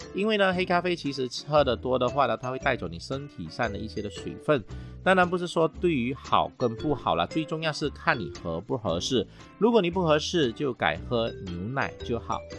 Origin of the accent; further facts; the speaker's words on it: Malaysia; 我们马来西亚人最爱吃的这个咖呀